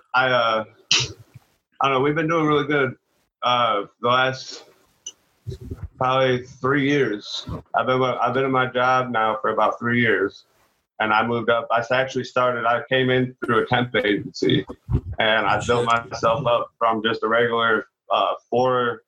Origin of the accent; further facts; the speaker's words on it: Illinois, United States; moved away as an adult; also born or lived in Wisconsin; now in Tennessee, United States; I was born in Illinois, the shit ass state.